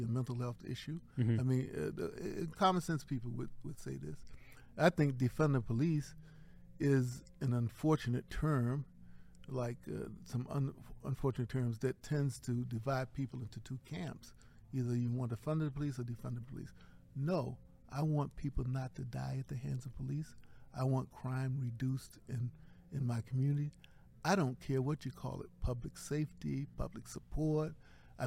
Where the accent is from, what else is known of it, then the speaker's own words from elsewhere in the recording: Baltimore, Maryland, United States; now in New Haven, United States; I live in New Haven, Connecticut. I was born in Baltimore, Maryland